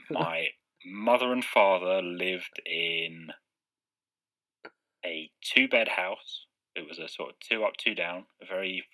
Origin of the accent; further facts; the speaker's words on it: Tring, East of England, United Kingdom; Even when we moved away from Tring, we moved to a village 5 miles away